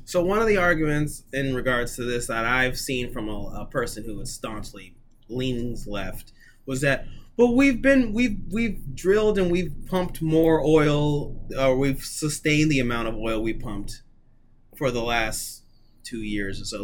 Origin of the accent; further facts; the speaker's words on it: United States; as an American